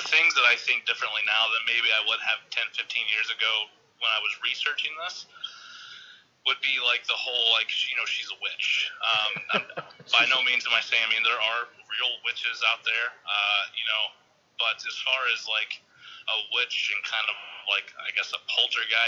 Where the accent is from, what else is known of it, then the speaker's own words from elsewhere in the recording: Clarksville, Tennessee, United States; I'm originally from Tennessee. I was pretty much raised in Clarksville